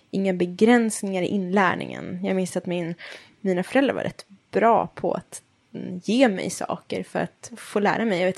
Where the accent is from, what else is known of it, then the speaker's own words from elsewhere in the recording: Stockholm, Stockholm County, Sweden; Nej, jag är från Stockholm.